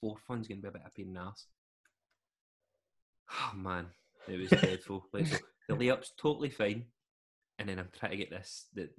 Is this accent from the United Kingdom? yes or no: yes; Scotland, United Kingdom; where are you from? Like Scotland.